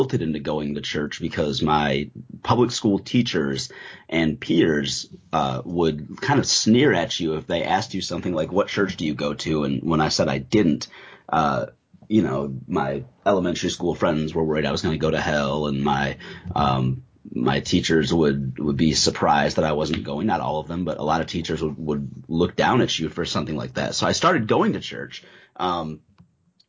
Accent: the North, United States; moved away as an adult; also born or lived in the South (Bible Belt); I'm originally from the North

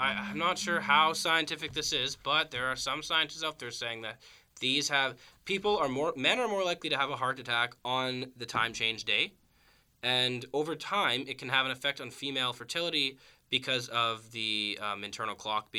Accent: Canada; I'm from Canada

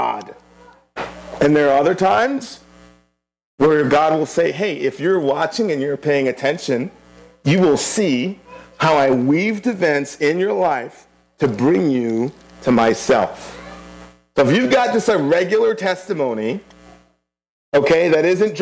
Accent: Kingston, Surrey, Jamaica; moved away; I was born in Kingston, Jamaica.

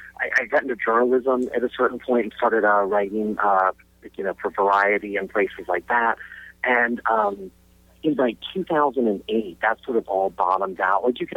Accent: Charleston, South Carolina, United States; also born or lived in London; I grew up in South Carolina and in Charleston. And the two things that sort of really shaped me early on is, one is that my family lived in London for about a year.

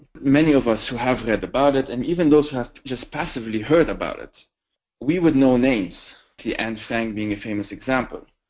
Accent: Lebanon; first language French, English, Arabic; moved away; I'm originally from Lebanon

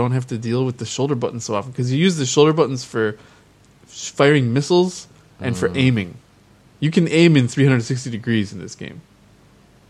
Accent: Wisconsin, United States; moved away as an adult; also born or lived in Minneapolis–Saint Paul, Minnesota; now in Japan; I grew up mostly in Wisconsin and also a little bit in the Twin Cities, Minneapolis, St. Paul.

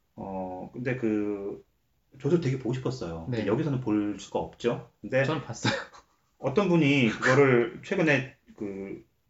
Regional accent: South Korea; now in Canada; 저도 한국 사람이지만

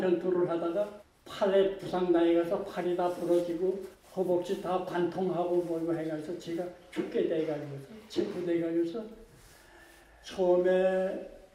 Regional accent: Kusong, North Pyongan, North Korea; moved away as an adult; also born or lived in Pakchon; now in South Korea; 평안북도 구성입니다. 태어나기는 박천에서 태어났는데 크기를 그 저 구성에 가서

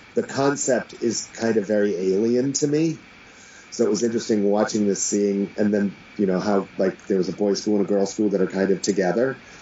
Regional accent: United States; as an American

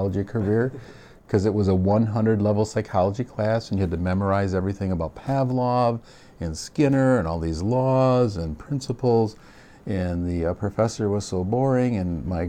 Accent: Bay City, Michigan, United States; I'm a Michigander by birth. I grew up in Bay City, Michigan

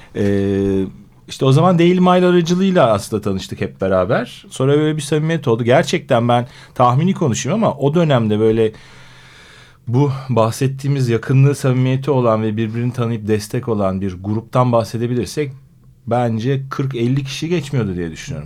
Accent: Istanbul, Turkey; 74 doğumluyum İstanbul.

